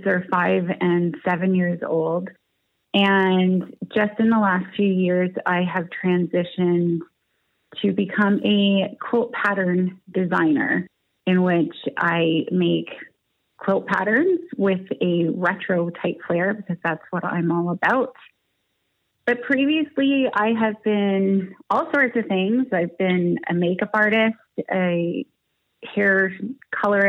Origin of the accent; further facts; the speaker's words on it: Niagara Falls, Ontario, Canada; also born or lived in Toronto; I was born and raised in Niagara Falls, Ontario, Canada, and that's where I live today